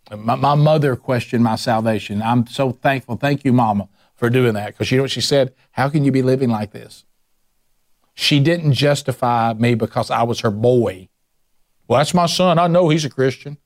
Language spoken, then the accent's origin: English; the Bible Belt, United States; I grew up in the Bible Belt